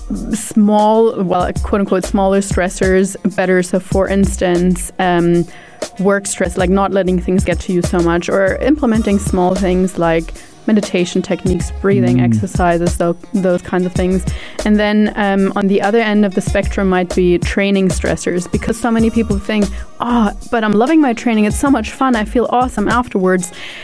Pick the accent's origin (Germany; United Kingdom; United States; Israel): Germany; moved away; also born or lived in New Zealand; I'm originally from Germany. I have lived in New Zealand for quite some time, for about 9 years of my life.